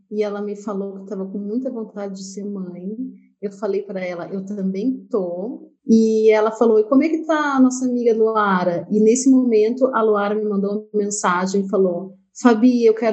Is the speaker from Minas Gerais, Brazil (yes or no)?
no; Pelotas, Rio Grande do Sul, Brazil; nasci em Pelotas